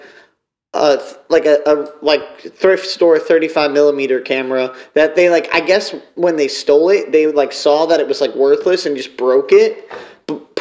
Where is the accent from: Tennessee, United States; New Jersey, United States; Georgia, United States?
New Jersey, United States; I'm from New Jersey too